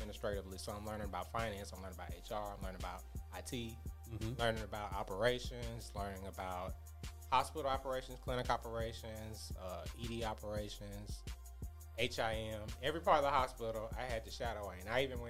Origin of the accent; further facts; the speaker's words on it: Birmingham, Alabama, United States; I'm from Birmingham. … I went to John Carroll.